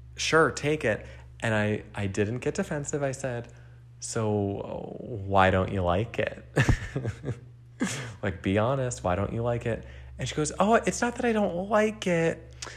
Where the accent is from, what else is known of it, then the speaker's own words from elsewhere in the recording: New Jersey, United States; I grew up in New Jersey